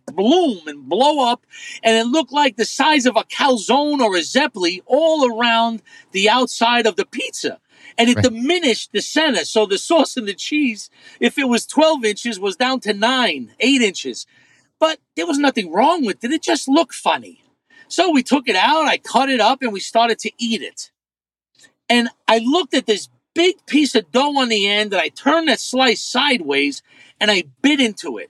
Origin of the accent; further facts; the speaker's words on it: New York City, New York, United States; growing up in Brooklyn